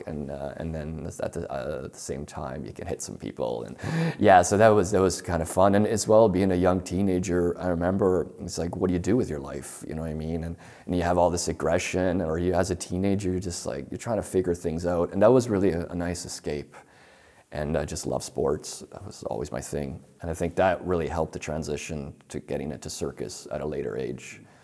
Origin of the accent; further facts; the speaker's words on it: Toronto, Ontario, Canada; I'm from Toronto, um, Canada, Toronto, Ontario. The neighborhood I grew up with, it's sort of working class.